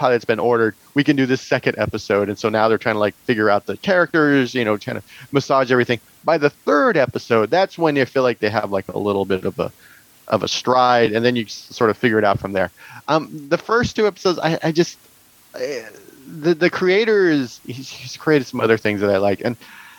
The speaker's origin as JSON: {"language": "English", "town": "Tehachapi", "region": "California", "country": "United States", "tie": "born or raised there", "said": "I'm from Tehachapi."}